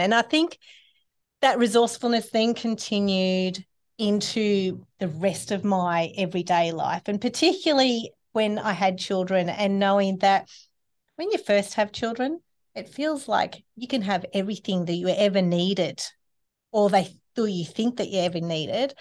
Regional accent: Sydney, New South Wales, Australia; my family, um, when I grew up in Sydney was not that way inclined

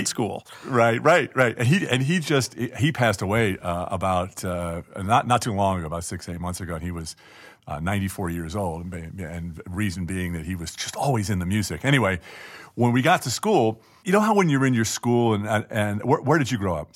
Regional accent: Garden City, New York, United States; now in Los Angeles, United States; Garden City, where I grew up

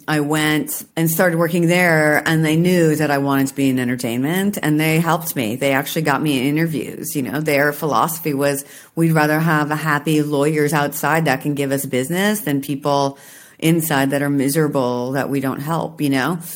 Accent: Washington, United States; I'm from Washington State

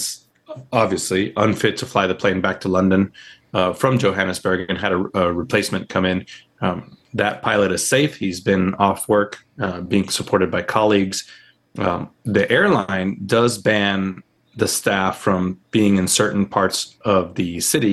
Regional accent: Puerto Rico; now in Charlotte, United States; when we were growing up in Puerto Rico.

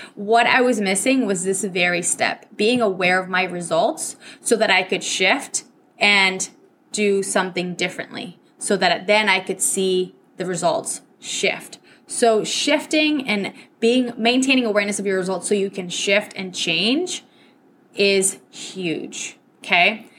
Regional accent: Venezuela; first language Spanish; English is a second language; also born or lived in New Hampshire, United States; Spanish is my first language. So my parents sent me from Venezuela all the way up to New Hampshire

